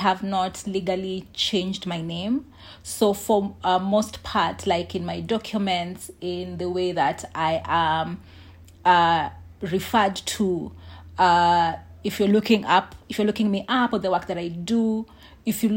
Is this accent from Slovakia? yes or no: no; Nairobi, Kenya; I grew up in Eastlands, Nairobi